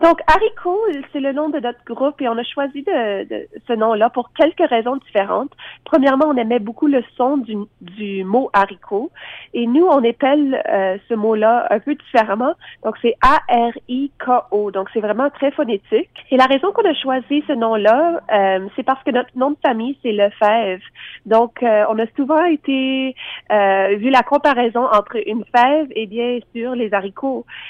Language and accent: French; Lafontaine, Ontario, Canada; on vient du petit village de La Fontaine, donc à deux heures au nord de Toronto, dans la région de la baie Georgienne. Et puis, c'était euh, une enfance assez particulière